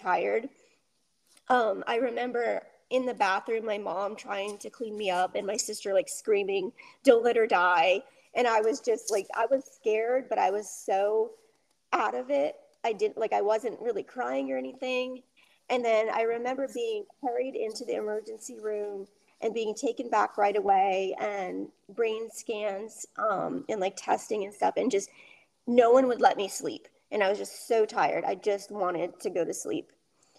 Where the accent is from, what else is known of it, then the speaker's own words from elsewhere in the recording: Rhode Island, United States; I lived in Rhode Island